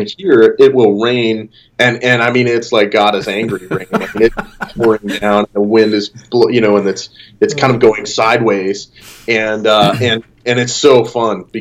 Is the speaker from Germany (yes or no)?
no; Western Montana, United States; now in Arizona, United States; I grew up in Western Montana